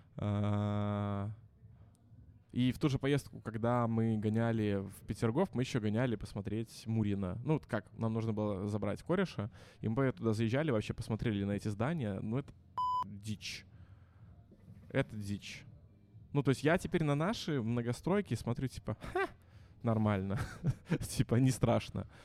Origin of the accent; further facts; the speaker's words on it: Minsk, Belarus; also born or lived in Saint Petersburg, Russia; я вернулся из Питера на родину в Минск